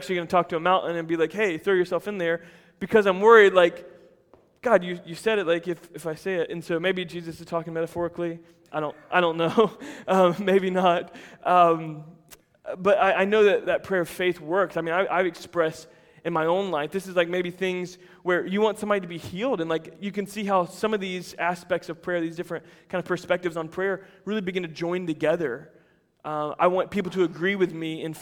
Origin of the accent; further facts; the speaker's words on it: United States; as Americans